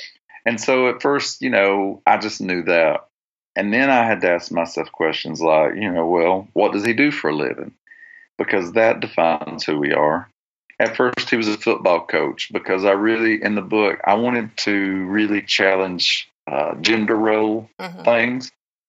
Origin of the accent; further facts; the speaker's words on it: the South, United States; no matter where I go in the world, if I tell them I'm from the South, and then if I would say I'm Christian, a lot of people would have an instant idea.